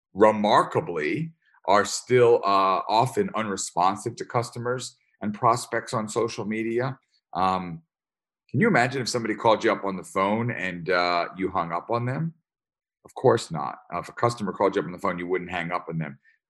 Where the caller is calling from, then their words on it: upstate New York, United States; I am calling in from upstate New York.